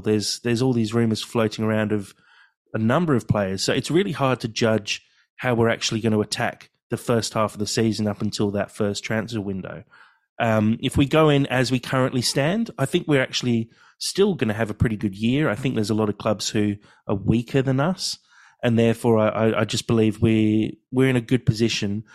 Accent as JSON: {"language": "English", "region": "England", "country": "United Kingdom", "tie": "born or raised there", "moved": "yes", "lives_now": "Australia", "said": "growing up in England, I, I was at boarding school"}